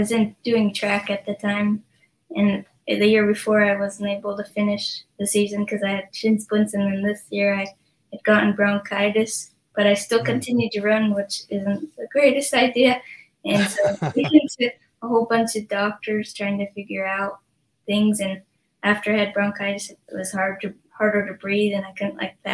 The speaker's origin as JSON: {"language": "English", "town": "Idaho Falls", "region": "Idaho", "country": "United States", "tie": "born or raised there", "also_born_or_lived": "Utah", "said": "I lived in Idaho"}